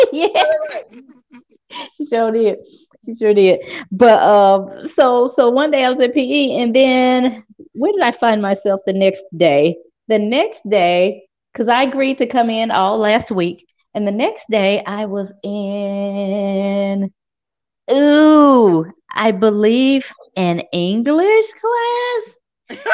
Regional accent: Memphis, Tennessee, United States; I'm from South Memphis.

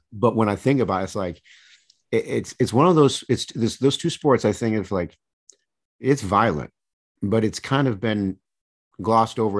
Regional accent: Michigan, United States; I grew up in Michigan

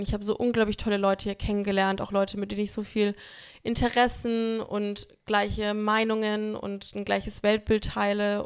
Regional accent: Bamberg, Bavaria, Germany; now in Berlin, Germany; in Bamberg, in meiner Heimatstadt

